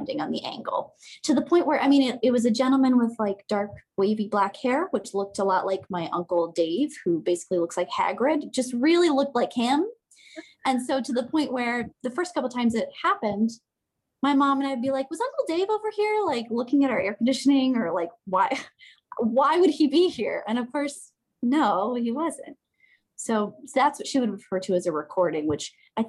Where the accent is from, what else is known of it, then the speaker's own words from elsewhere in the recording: Parkersburg, West Virginia, United States; There's this huge, beautiful hotel in my hometown, is Parkersburg, West Virginia